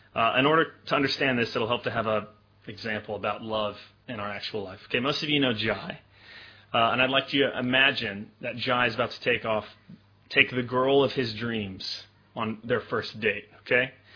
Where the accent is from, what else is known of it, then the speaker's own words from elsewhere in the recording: Memphis, Tennessee, United States; moved away; I grew up in Memphis, Tennessee, which is kind of in, in the southern United States